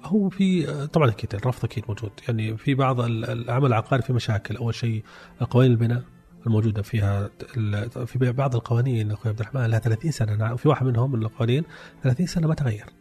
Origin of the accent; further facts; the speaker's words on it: Saudi Arabia; عندنا في السعوديه